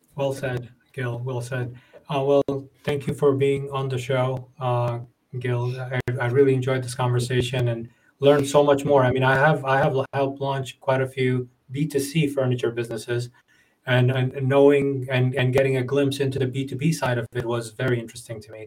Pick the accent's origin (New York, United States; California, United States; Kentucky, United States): New York, United States; I'm from New York